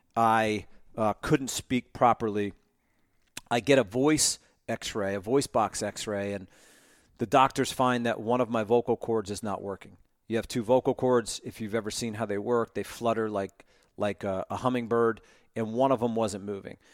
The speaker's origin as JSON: {"language": "English", "area": "Monmouth County, Jersey Shore", "region": "New Jersey", "country": "United States", "tie": "born or raised there", "also_born_or_lived": "Ohio", "moved": "as an adult", "lives_now": "Atlanta, United States", "said": "I grew up in Monmouth County on the Jersey Shore"}